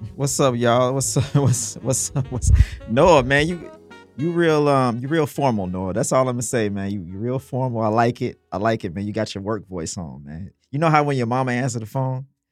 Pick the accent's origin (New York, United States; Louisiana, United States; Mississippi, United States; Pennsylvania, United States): Mississippi, United States; I'm from Mississippi